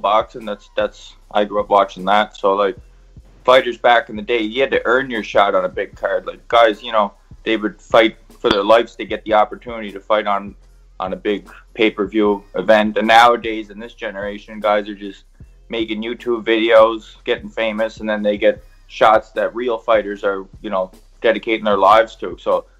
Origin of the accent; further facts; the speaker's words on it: Cape Breton, Nova Scotia, Canada; I'm from Cape Breton, Nova Scotia, a little island. Off Nova Scotia